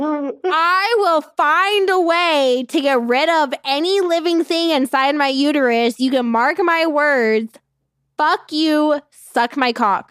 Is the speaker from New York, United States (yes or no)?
no; Gilbert, Mesa, and Tempe, Arizona, United States; also born or lived in Avondale, Arizona; I mainly grew up on, like, you know, Gilbert, Mesa, and Tempe.